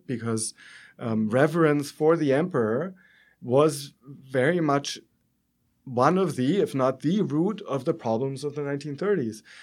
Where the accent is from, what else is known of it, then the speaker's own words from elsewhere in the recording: Germany; accent: German; moved away as an adult; as you can tell, I'm German from my accent